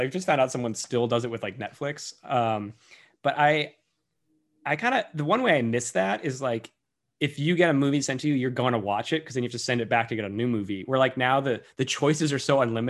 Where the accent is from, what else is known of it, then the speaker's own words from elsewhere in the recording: Massachusetts, United States; moved away; I'm from Massachusetts where they sell beer and wine and liquor in package stores.